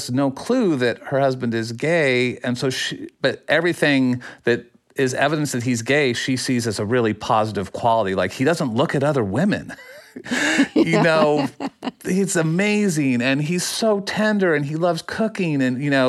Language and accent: English; Phoenix, Arizona, United States; growing up in Phoenix